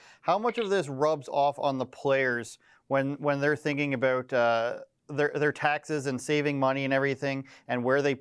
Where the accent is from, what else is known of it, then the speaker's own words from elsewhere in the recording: Canada; as a Canadian